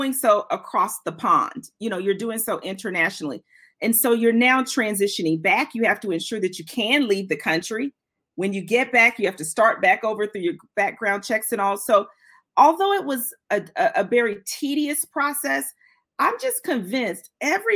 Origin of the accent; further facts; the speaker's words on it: United States; also born or lived in Switzerland; I, as an American